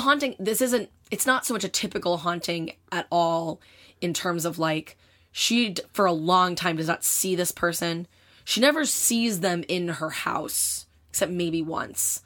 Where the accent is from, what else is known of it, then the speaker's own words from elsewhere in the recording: United States; I am an American person who grew up in the time that we grew up